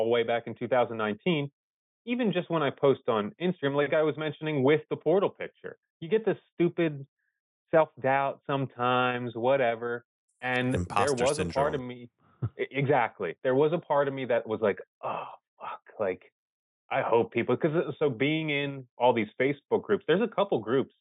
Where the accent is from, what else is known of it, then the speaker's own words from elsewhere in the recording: Philadelphia, Pennsylvania, United States; I'm from Philly